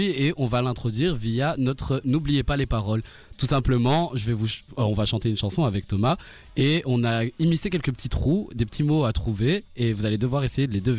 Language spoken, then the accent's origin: French; Brussels, Brussels-Capital Region, Belgium; 27 euh, ans, Bruxelles, voilà.